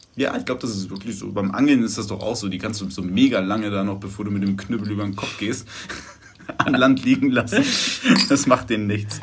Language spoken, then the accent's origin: German; Germany